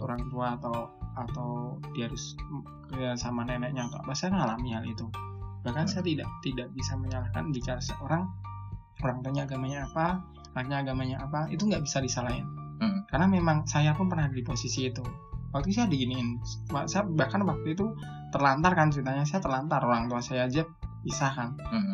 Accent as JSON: {"language": "Indonesian", "town": "Yogyakarta", "region": "Special Region of Yogyakarta", "country": "Indonesia", "tie": "born or raised there", "said": "Jogja saya, Jogja asli"}